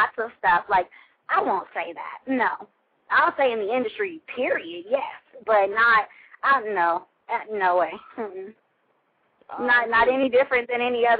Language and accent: English; California, United States; also born or lived in Atlanta, Georgia; I'm from California, not Los Angeles